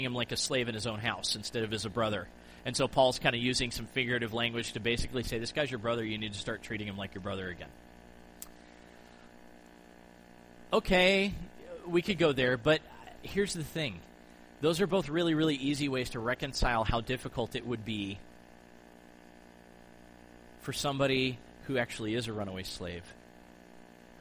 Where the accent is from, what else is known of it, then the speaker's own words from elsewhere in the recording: United States; growing up in the United States